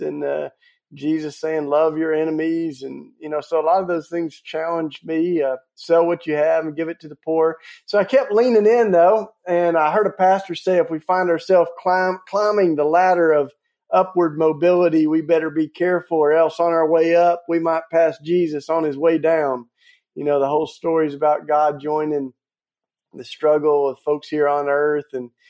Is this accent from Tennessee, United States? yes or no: yes; Tennessee, United States; I grew up down in Tennessee. I'm a Southern boy, grew up in the Bible Belt, fell in love with Jesus.